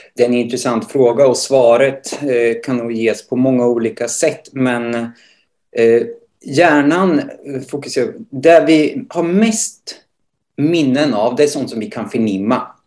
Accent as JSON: {"language": "Swedish", "town": "Motala", "region": "Östergötland", "country": "Sweden", "tie": "born or raised there", "said": "född och uppvuxen i Motala där jag också nu bor och arbetar."}